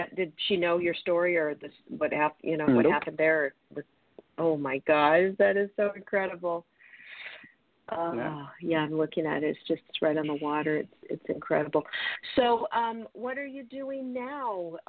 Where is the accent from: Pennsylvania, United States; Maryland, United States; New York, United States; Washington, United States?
Washington, United States; Seattle; I'm from Seattle and I go up every 8 weeks.